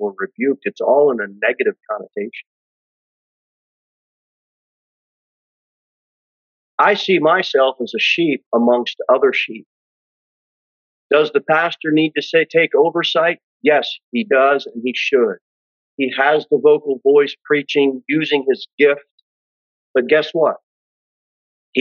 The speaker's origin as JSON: {"language": "English", "country": "United States", "said": "We as Christians, as American Christians"}